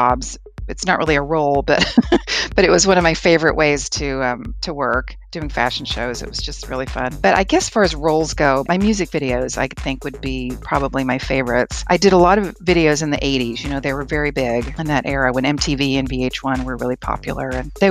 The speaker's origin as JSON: {"language": "English", "town": "Asheville", "region": "North Carolina", "country": "United States", "tie": "born or raised there", "also_born_or_lived": "Chattanooga, Tennessee / Los Angeles, California", "moved": "as an adult", "lives_now": "Arizona, United States", "said": "I grew up in Asheville in the mountains of North Carolina"}